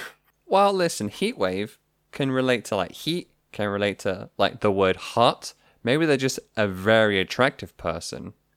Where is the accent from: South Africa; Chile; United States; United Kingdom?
United Kingdom; being British people